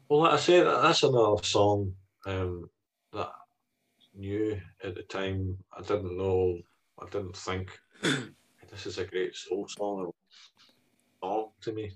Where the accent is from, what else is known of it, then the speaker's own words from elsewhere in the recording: Scotland, United Kingdom; one of the defining characteristics of being Scottish